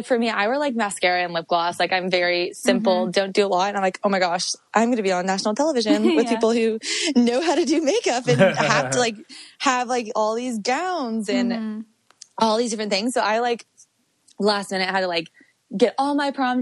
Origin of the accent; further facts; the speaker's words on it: Carlsbad, California, United States; I'm from San Diego. So Carlsbad, which is like North County, San Diego